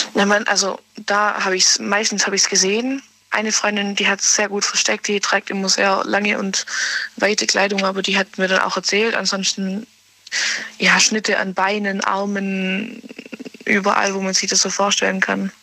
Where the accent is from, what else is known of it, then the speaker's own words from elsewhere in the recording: near Ulm, Baden-Württemberg, Germany; Nähe Ulm